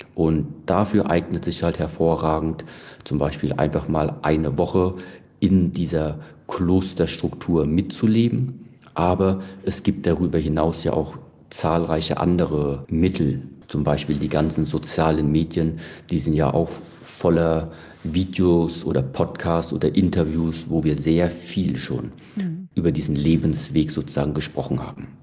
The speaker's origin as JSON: {"language": "German", "country": "Germany", "tie": "born or raised there", "said": "bin ich ganz normal in Deutschland aufgewachsen und äh, bin da ja auch zur Schule gegangen"}